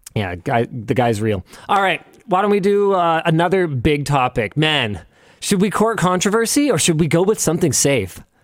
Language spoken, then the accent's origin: English; Canada; We're from Canada.